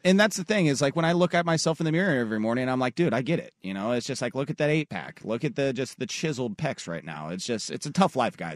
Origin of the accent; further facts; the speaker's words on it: Tualatin, Oregon, United States; I lived on a pretty solid uh, little cul-de-sac growing up in Tualatin up until eighth grade.